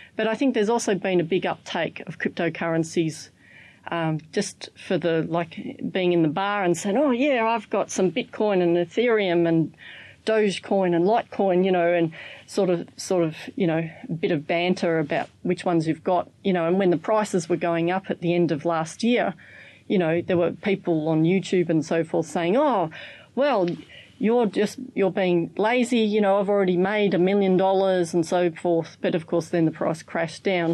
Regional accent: Australia; I'm from Australia.

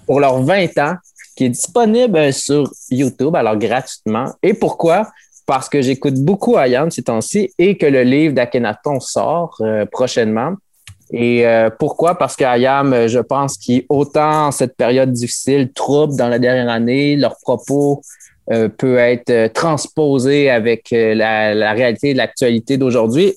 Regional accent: Quebec, Canada; also born or lived in Mexico; je suis euh, une personne qui a été adoptée par une famille québécoise et mon pays d'origine est le Mexique

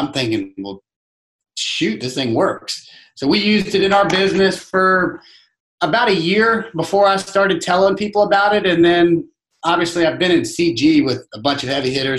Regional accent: Virginia, United States; moved away as an adult; now in Charleston, United States; I grew up in Virginia, played college basketball in Virginia, graduated college, moved straight to Charleston

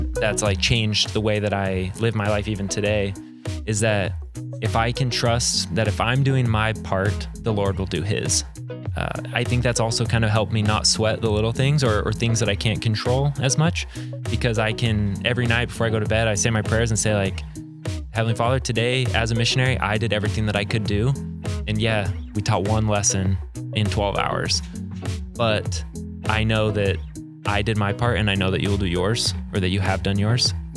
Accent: Arizona, United States; growing up in Arizona, I was around a lot of, of Spanish speakers

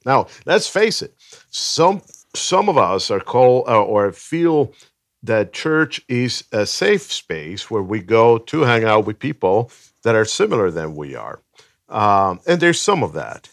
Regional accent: Venezuela; now in Los Angeles, United States; I was born in Venezuela, um, but I have lived most of my life here in L A.

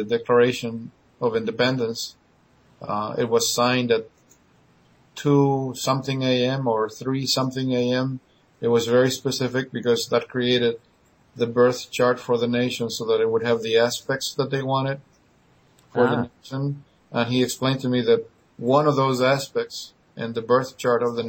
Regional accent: Argentina; moved away; I was born and raised in Argentina

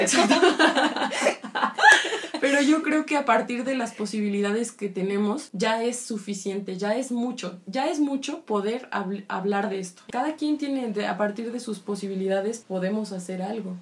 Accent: Michoacán, Mexico; yo soy de Michoacán y mi abuelo fue campesino

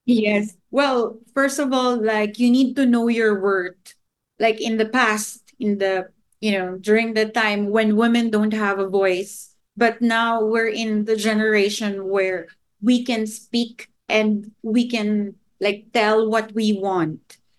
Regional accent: Philippines; my home country

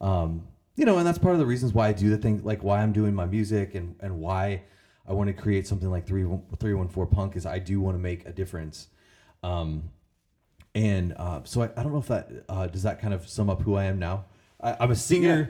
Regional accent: Illinois, United States; also born or lived in Collinsville, Illinois; I grew up in Illinois. I lived in, in the Metro East for like, over ten years in Collinsville

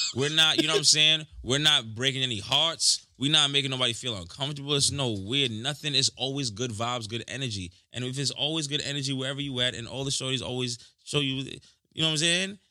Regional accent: New York, United States; I'm from New York

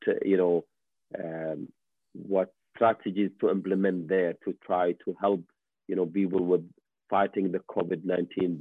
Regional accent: Kuwait; now in Canada; I'm, you know, Middle Eastern, I have I'm also from Kuwait

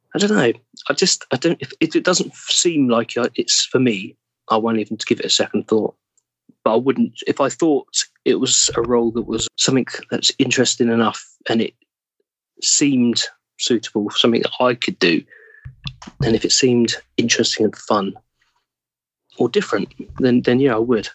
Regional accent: England, United Kingdom; accent: English; I would accidentally drop back to English

